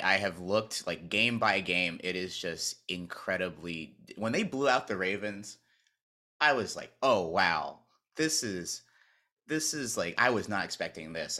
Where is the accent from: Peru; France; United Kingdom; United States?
United States; North Carolina; moved away as an adult; also born or lived in Maryland; when I grew up in North Carolina, I was a Duke fan